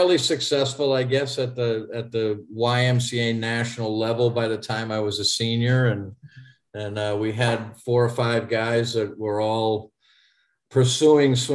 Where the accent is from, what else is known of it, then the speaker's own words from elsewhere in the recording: Haverhill, Massachusetts, United States; I grew up in Eastern Massachusetts in Haverhill, Massachusetts.